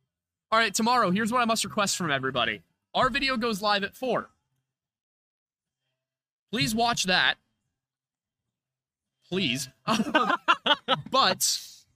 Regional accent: Devon, Pennsylvania, United States; my hometown of Devon, Pennsylvania

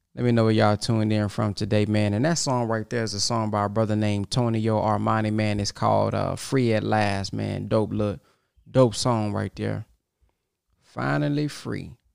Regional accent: Texas, United States; I'm from Texas

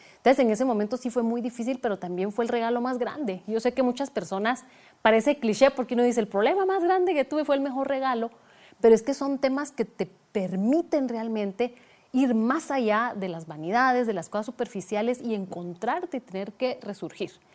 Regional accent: Guatemala; moved away as an adult; also born or lived in Switzerland; mudarme de Guatemala para Suiza

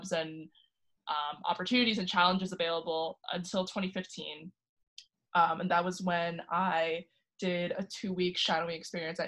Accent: Westchester County, New York, United States; I'm from Westchester County in New York

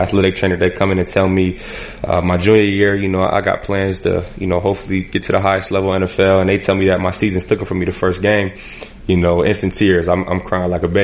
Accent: Erie, Pennsylvania, United States; I'm from Erie, Pennsylvania

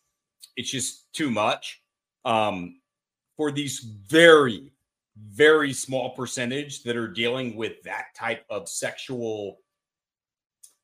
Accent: Austin, Texas, United States; I'm from Austin

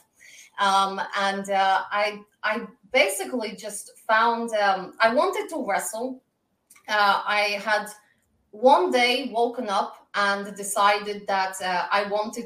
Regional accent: Moscow, Russia; also born or lived in Glasgow, Scotland; I was born in Glasgow, Scotland, but raised in Moscow, Russia. I bring to the ring a Glaswegian attitude with a Russian flair.

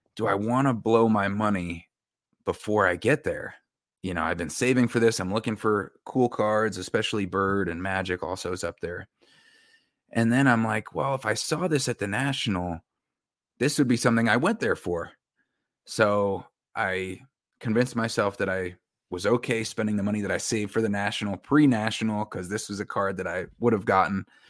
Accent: Westchester County, New York, United States; I grew up in Austin and New York in, uh, Westchester County, about forty-five minutes to an hour north of the city

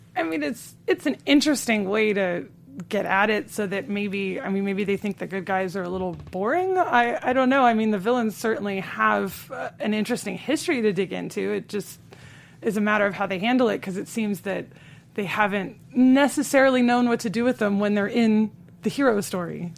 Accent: Los Angeles, California, United States; I am an L A native.

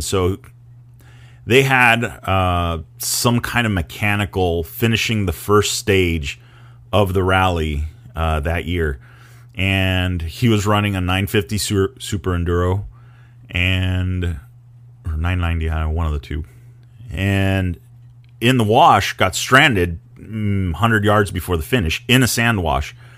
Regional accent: Mexico; I grew up in Baja

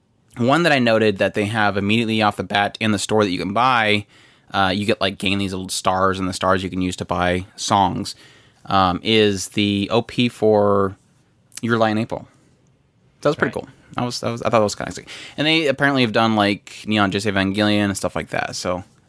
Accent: United States; As an American

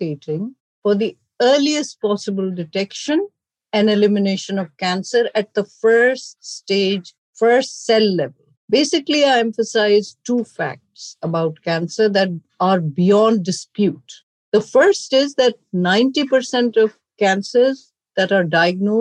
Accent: Pakistan; moved away as an adult; now in United States; I grew up in Pakistan.

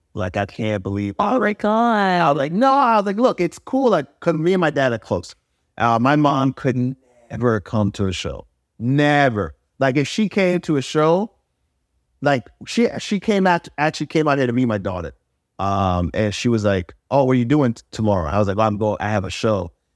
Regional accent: New York, United States; I'm from New York.

